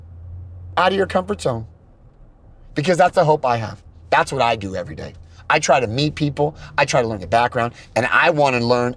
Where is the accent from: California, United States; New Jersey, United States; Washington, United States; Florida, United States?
California, United States; I'm from California